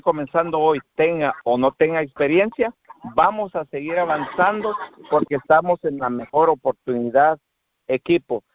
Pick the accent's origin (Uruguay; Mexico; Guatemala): Guatemala; moved away as an adult; now in Texas, United States; soy de Guatemala